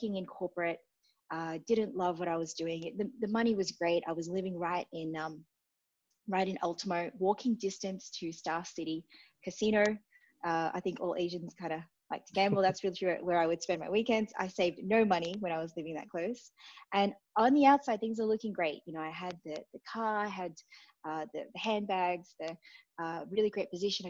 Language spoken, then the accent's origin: English; Brisbane, Queensland, Australia; moved away as an adult; also born or lived in Jakarta, Indonesia / Sydney, Australia; now in Bali, Indonesia; I was born in Jakarta, migrated to Australia when I was two